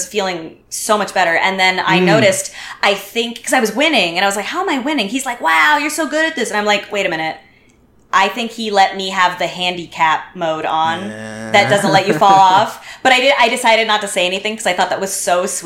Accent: United States; moved away as an adult; now in Montreal, Canada; Everyone knows I'm American

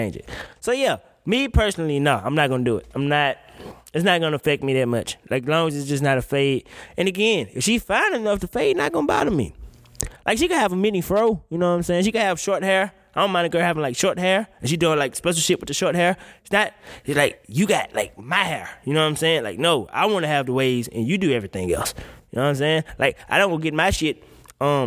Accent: Mississippi, United States; I'm from Mississippi

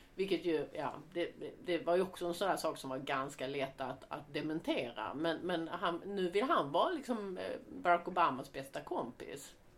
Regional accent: Sweden; som svensk

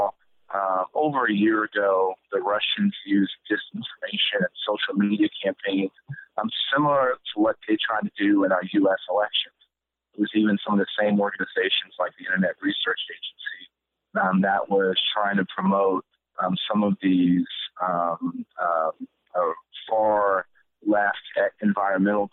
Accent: San Antonio, Texas, United States; I was born and raised in San Antonio.

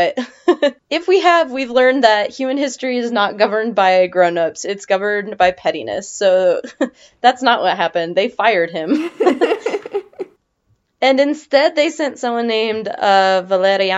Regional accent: Nevada, United States; I'm from Nevada, and that's how Nevadans say it, and that's not how anybody else says it.

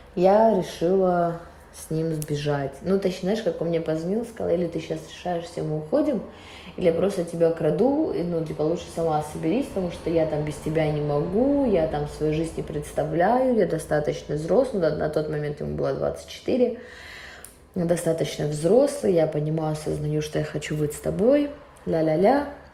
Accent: Russia; я-то выросла всё равно в России

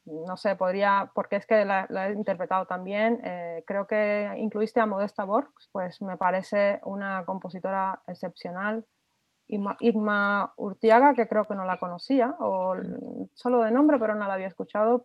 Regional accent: Cuba; now in Spain; yo soy eh, cubana, compositora cubana

